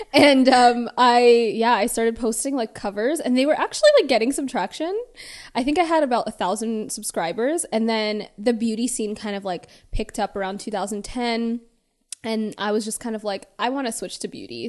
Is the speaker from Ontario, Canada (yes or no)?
yes; Toronto, Ontario, Canada; moved away as an adult; now in Los Angeles, United States; born and raised in Toronto. I moved here, like, four years ago